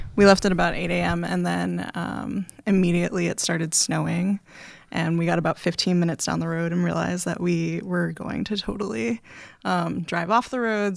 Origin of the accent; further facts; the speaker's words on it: New York City, New York, United States; moved away as an adult; also born or lived in New Haven, Connecticut; now in North Adams, United States; I'm from the Bronx